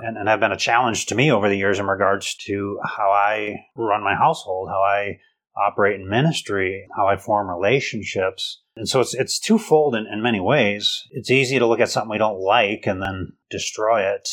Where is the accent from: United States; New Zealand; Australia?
United States; also born or lived in Mexico; I'm very American